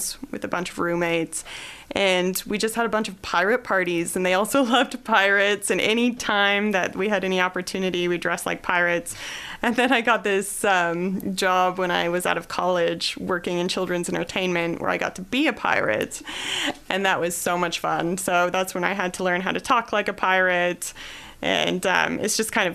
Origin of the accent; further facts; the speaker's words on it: California, United States; also born or lived in Australia; now in Columbia, United States; I didn't grow up here. I grew up in California